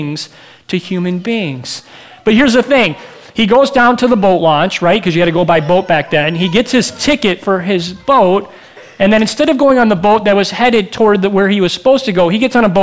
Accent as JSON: {"language": "English", "region": "Michigan", "country": "United States", "also_born_or_lived": "Minneapolis", "moved": "as an adult", "said": "I'm from Michigan, but I'm in Minneapolis to go to school"}